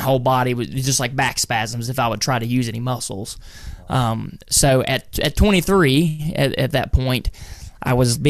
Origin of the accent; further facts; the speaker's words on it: North Carolina, United States; right in the center of North Carolina